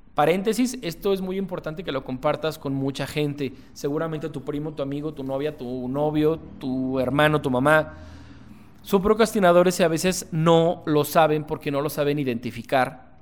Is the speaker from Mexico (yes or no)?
yes; Guadalajara, Jalisco, Mexico; soy un empresario tapatío